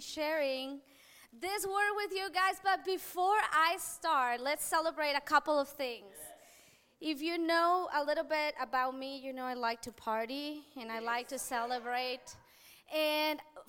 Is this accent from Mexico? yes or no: yes; Mexico; moved away; where I grew up in Mexico